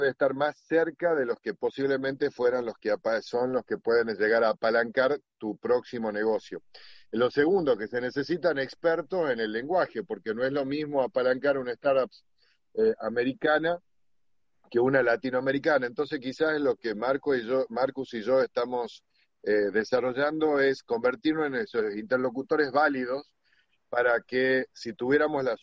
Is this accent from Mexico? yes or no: no; Tucumán, Argentina; moved away; Eh, yo particularmente, siendo un tucumano que, fui exportado al mundo, me di cuenta de que eh, parte del éxito de mi compañía fue estar en los lugares adecuados con la gente adecuada.